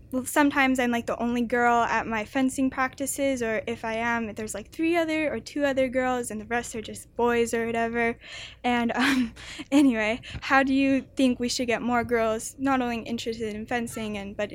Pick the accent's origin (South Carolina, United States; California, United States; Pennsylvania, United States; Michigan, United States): California, United States; San Francisco; It's so nice to meet you. You're like a really big role model. And I'm from the Bay Area, from San Francisco in California.